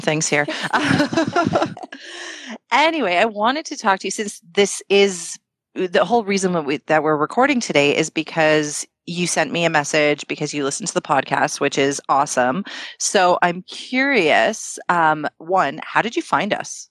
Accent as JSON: {"language": "English", "town": "Toronto", "region": "Ontario", "country": "Canada", "tie": "born or raised there", "said": "we were born and raised in Canada, like in Toronto"}